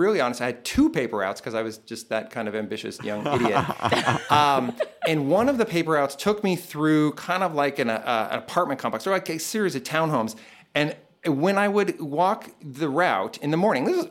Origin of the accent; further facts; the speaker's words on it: Danville, California, United States; also born or lived in Grass Valley, California; I grew up in Northern California, mostly in a town called Danville, which is in the East Bay near San Francisco